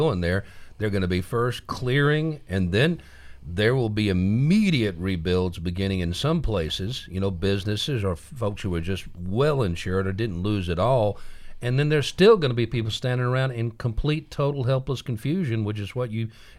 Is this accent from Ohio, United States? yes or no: yes; Fairborn, Ohio, United States; I'm from the Midwest.